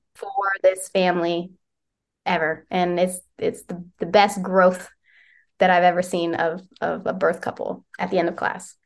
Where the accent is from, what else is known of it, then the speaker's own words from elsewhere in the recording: West Virginia, United States; moved away as an adult; now in Lancaster, United States; I'm from West Virginia